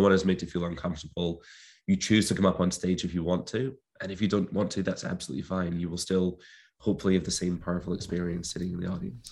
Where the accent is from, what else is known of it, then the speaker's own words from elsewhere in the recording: Clyde Valley, Scotland, United Kingdom; where I grew up in Scotland, in the Clyde Valleys of Scotland